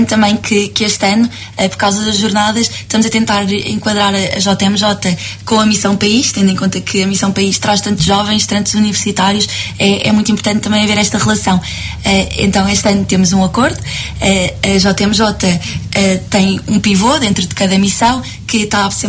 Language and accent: Portuguese; Cascais, Lisbon, Portugal; sou da zona de Lisboa, sou de Cascais, ao beira-mar